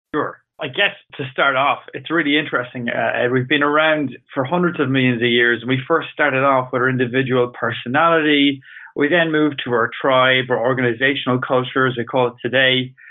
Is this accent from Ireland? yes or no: yes; Ireland; I'm Irish